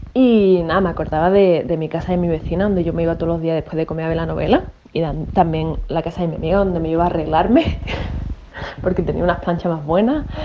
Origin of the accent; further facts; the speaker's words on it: Málaga, Andalusia, Spain; moved away as an adult; now in Australia; soy de Málaga, pero estoy mandando este audio de Australia. Llevo ocho años viviendo aquí